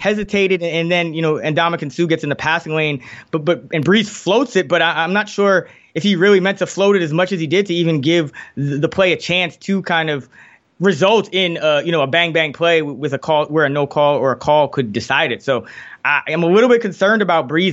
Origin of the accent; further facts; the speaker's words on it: New York City, New York, United States; I grew up in the Bronx, New York